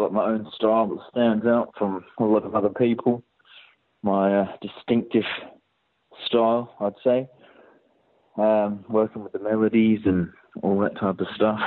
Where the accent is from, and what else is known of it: Perth, Western Australia, Australia; born or raised there; also born or lived in Portsmouth, England